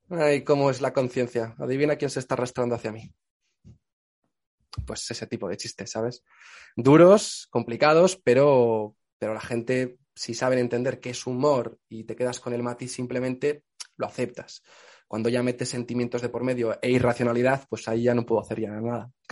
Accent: Extremadura, Spain; Pues yo soy de Extremadura, digo yo

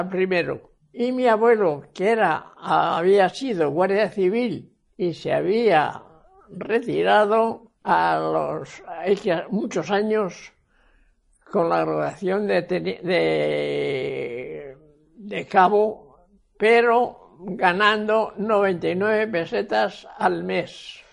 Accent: Cuenca, Castilla-La Mancha, Spain; En Saelides, Cuenca

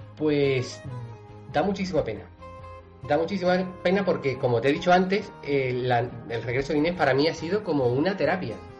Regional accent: Cádiz, Andalusia, Spain; yo soy de Cádiz

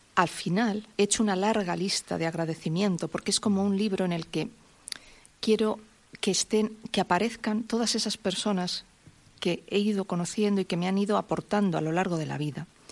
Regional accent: Santa Cruz, Spain; also born or lived in Madrid; mucho de mi infancia en Santa Cruz

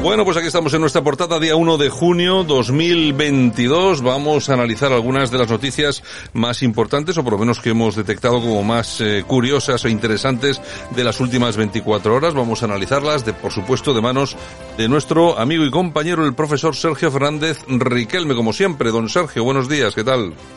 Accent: Spain; nosotros como españoles

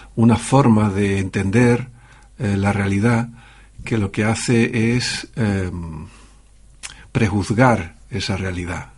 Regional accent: Canary Islands, Spain; yo soy canario

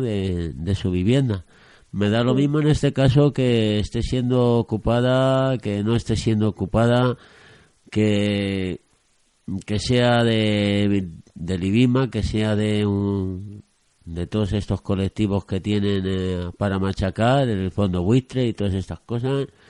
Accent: Spain; como aborregados españoles o de este país

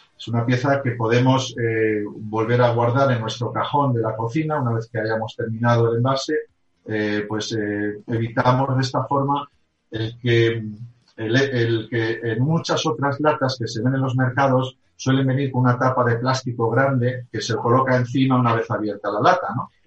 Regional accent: Spain; also born or lived in Germany; nací en Alemania, eh, eh, posteriormente me vine a España, a mi país, con mis padres, eh, después de sacar, bueno, pues hacer aquí el bachiller, luego volvimos otra vez a Alemania

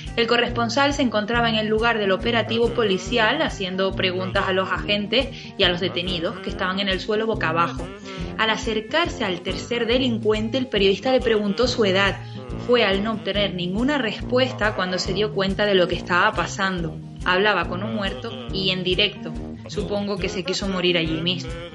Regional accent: Spain; nosotras y nosotros como españoles

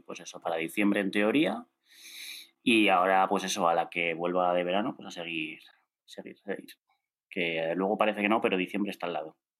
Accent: León, Castile and León, Spain; soy de León

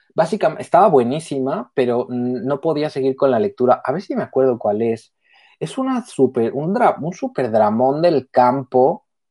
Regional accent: Mexico; También soy mexicana, pero vivo también fueras.

